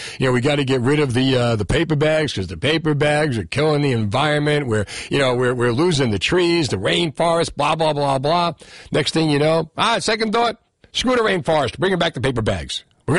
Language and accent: English; Ohio, United States; I'm from Ohio, right?